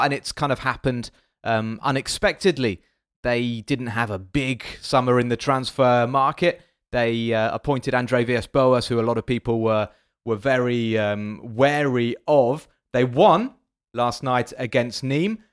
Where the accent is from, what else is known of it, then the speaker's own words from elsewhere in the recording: England, United Kingdom; now in France; I'm French, I, well, I'm still English, I'm still British